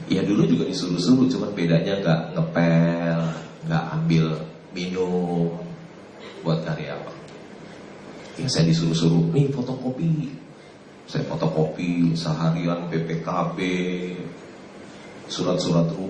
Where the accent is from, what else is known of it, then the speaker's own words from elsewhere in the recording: Jakarta, Indonesia; Saya eh, lahir di Jakarta 56 tahun yang lalu.